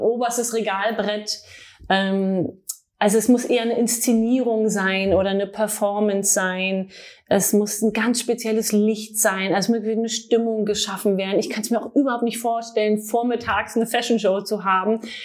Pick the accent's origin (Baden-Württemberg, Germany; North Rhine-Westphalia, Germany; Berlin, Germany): Berlin, Germany; also born or lived in Paris; Ich bin in Berlin geboren, habe auch in Berlin Modedesign studiert